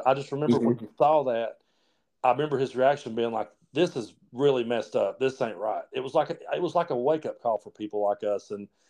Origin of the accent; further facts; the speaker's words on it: United States; also born or lived in Tennessee / Kentucky; I'm 43 years old, and I grew up right here on the, you know, border of Tennessee and Kentucky. So I was born in Tennessee. I went to school in Kentucky. I live in Tennessee now. I'm like right literally on the line, you know.